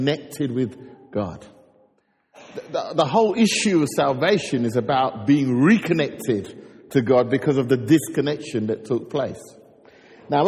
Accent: London, United Kingdom; I grew up in North London

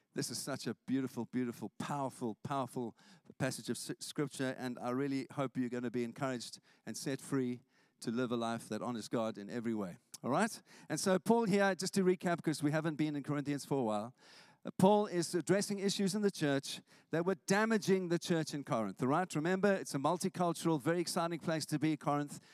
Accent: South Africa; now in St Albans, United Kingdom; I grew up in South Africa

